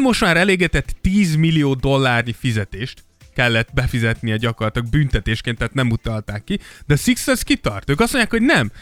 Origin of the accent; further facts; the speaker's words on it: Szentendre, Pest, Hungary; én Szent- Szentendrén nőttem fel